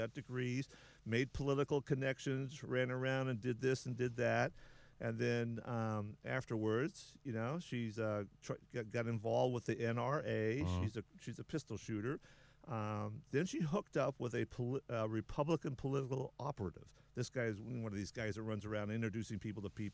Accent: South Dakota, United States; moved away; That's my home. That's my home state. For my family is from South Dakota

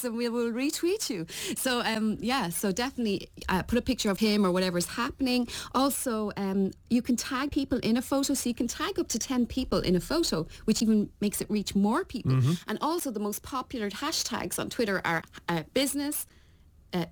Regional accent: Ireland; accent: Irish; moved away; There's my Irish accent. They're all slagging me about my Irish accent

